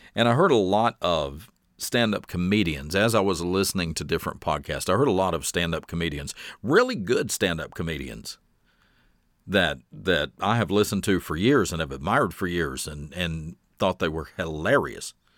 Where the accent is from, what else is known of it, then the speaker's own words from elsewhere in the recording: the South, United States; born and raised in the South, we have a very rich storytelling tradition in the South